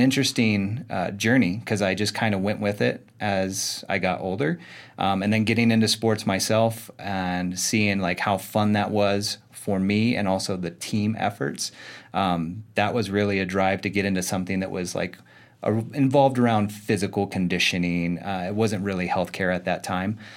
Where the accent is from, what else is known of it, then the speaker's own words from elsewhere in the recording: Arizona, United States; I was born and raised in Arizona